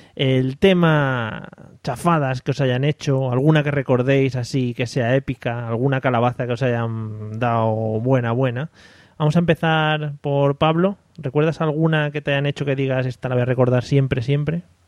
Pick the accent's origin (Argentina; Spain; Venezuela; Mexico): Spain; Madrid, Community of Madrid; los que somos de Madrid